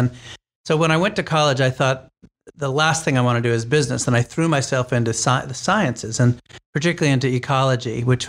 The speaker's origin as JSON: {"language": "English", "region": "New Hampshire", "country": "United States", "tie": "born or raised there", "said": "I'm a child of the 60s. I grew up in New Hampshire."}